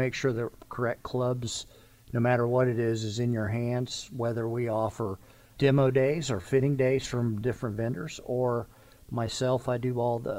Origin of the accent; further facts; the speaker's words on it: Florida, United States; moved away; I grew up in Florida.